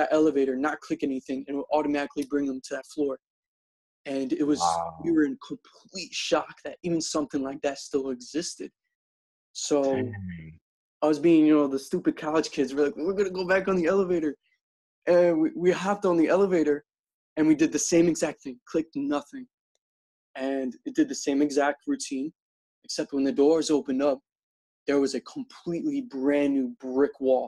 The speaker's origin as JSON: {"language": "English", "town": "Philadelphia", "region": "Pennsylvania", "country": "United States", "tie": "born or raised there", "also_born_or_lived": "Slovakia", "moved": "as an adult", "lives_now": "Chicago, United States", "said": "I'm originally from here, the same town, but I grew up in America"}